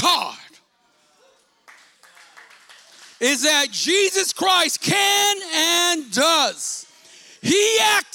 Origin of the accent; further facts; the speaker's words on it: Stockton, California, United States; I grew up in South Stockton, you know, considered, maybe still is considered, a bad side of the city